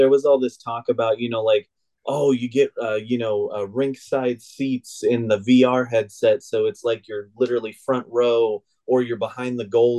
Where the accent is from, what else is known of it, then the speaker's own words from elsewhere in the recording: Arizona, United States; moved away as an adult; now in Dallas, Georgia, United States; I grew up in Arizona.